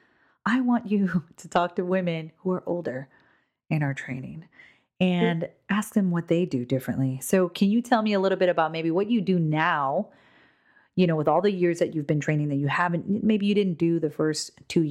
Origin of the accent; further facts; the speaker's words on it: Hawaii, United States; I'm from Hawaii